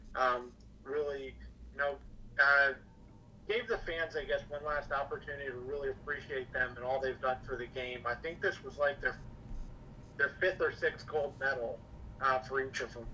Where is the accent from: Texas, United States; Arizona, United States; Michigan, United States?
Arizona, United States; Phoenix; my hometown Phoenix Suns